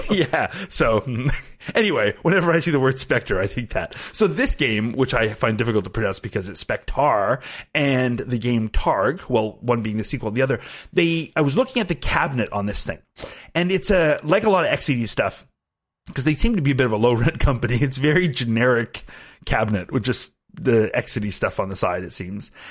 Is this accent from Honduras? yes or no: no; Canada; I am Canadian